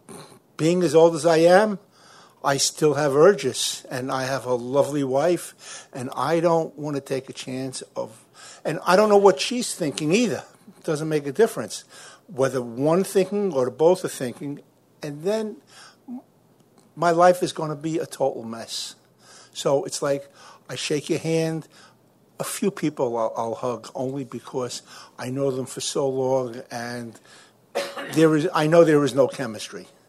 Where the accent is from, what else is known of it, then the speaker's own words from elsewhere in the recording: New York City, New York, United States; I'm from Brooklyn, New York